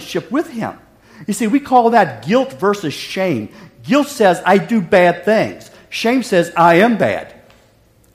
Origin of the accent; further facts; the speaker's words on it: West Virginia, United States; Growing up in West Virginia